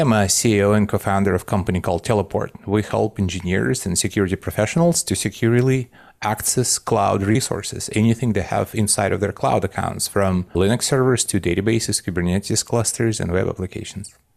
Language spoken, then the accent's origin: English; Belarus; moved away; I grew up in what used to be called Soviet Union, and now it's, uh, Belarus, which is a little independent country in Eastern Europe